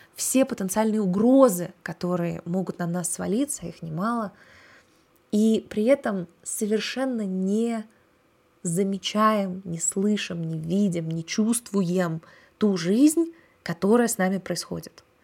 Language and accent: Russian; Russia; я выросла в России